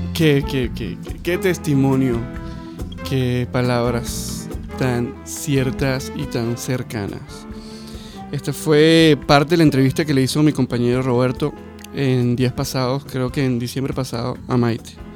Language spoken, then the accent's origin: Spanish; Venezuela; moved away; como decimos en, mi país, en Venezuela, fiebrudo